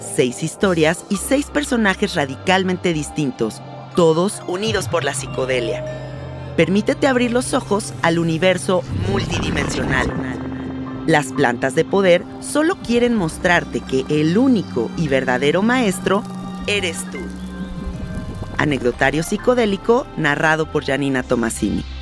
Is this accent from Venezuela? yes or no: no; Mexico; claro que soy de aquí, soy mexicana.